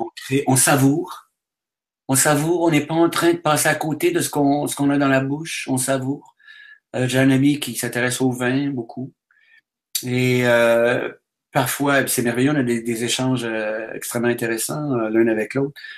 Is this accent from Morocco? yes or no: no; Quebec, Canada; Si je vais en France, on me demande d'où je Avec mon accent, tout ça, bon, on me dit, vous venez du Québec